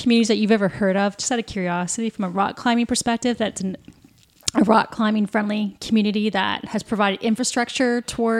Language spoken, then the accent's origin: English; St. Catharines, Ontario, Canada; I'm from St. Catharines.